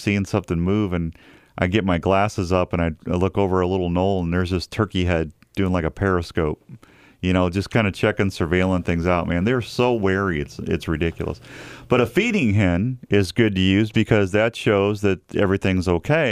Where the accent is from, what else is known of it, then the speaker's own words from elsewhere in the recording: Missouri, United States; now in Iowa, United States; I grew up in Missouri